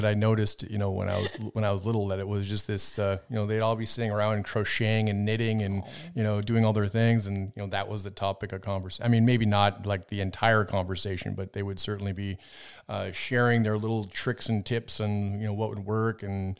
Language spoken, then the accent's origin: English; Minnesota, United States; also born or lived in Wisconsin; growing up in Minnesota, Wisconsin, I had a lot of older relatives